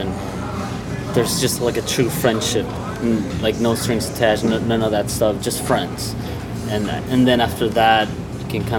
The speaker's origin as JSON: {"language": "English", "country": "Mexico", "tie": "born or raised there", "moved": "yes", "said": "my hometown in Mexico"}